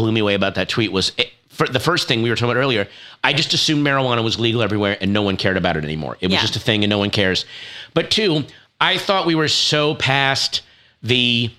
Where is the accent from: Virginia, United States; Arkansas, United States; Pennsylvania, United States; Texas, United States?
Virginia, United States; this is, of course, my home state, which I like to call Florida Light. I, of course, was born and grew up in Virginia.